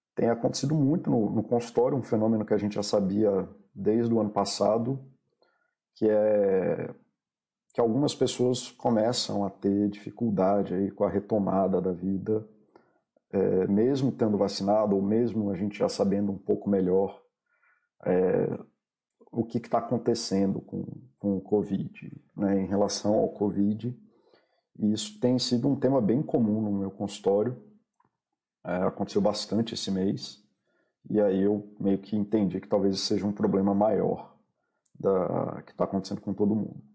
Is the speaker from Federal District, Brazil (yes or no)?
yes; Brasília, Federal District, Brazil; Eu sou de Brasília